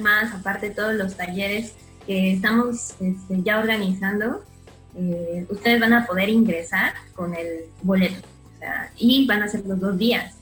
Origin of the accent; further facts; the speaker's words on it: Mexico City, Mexico; moved away as an adult; now in Cancún, Mexico; soy de la Ciudad de México